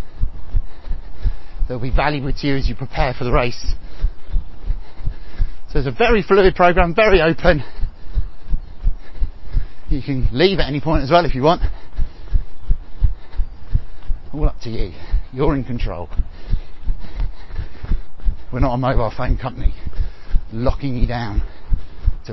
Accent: Kent, South East England, United Kingdom; also born or lived in Hackney, London; now in Loughton, United Kingdom; I'm originally from Kent, I lived for a long while in Hackney in East London before moving slightly further east.

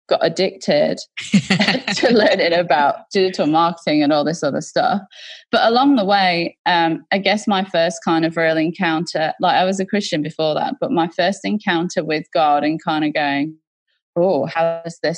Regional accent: England, United Kingdom; now in Australia; I was brought up in a very, so I'm from England originally, and there's different classes in England. And so mm-hmm. we were very much a country working class family that lived in and close to mining towns

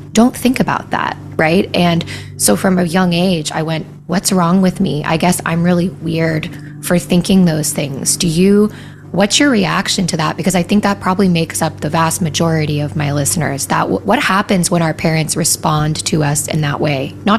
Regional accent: Wyoming, United States; I grew up in Wyoming to parents who they did not grow up swimming in that soup.

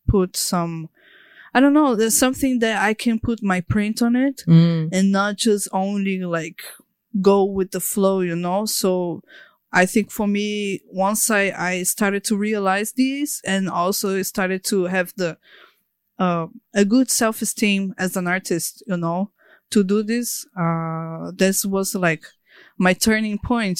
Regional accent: Natal, Rio Grande do Norte, Brazil; also born or lived in Sao Paulo; Actually, it was like, I was born in Sao Paulo. But all my family is from Natal, you know?

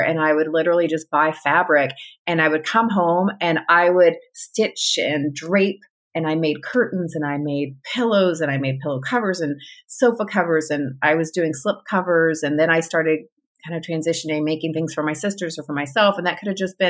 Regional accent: Grand Prairie, Texas, United States; also born or lived in California / El Paso, Texas; I also grew up in a suburb of Dallas. It's called Grand Prairie

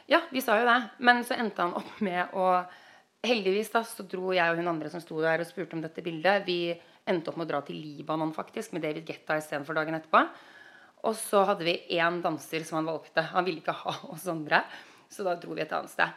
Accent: Norway; moved away as an adult; now in United States; jeg er norsk

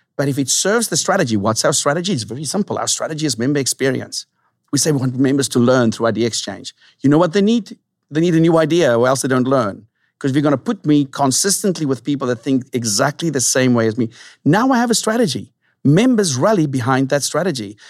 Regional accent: South Africa; moved away as an adult; now in San Diego, United States; born and raised in South Africa

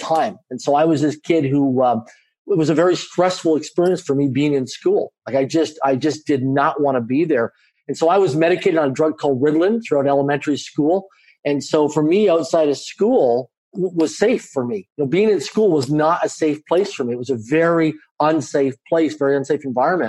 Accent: Canada; I grew up in a middle-income family in Canada. I'm a Canadian citizen. I grew up in a small town of less than 20,000 people in population

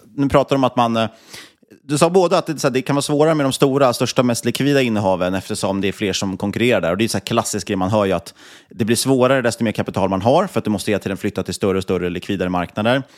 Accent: Sweden; man var från Sverige

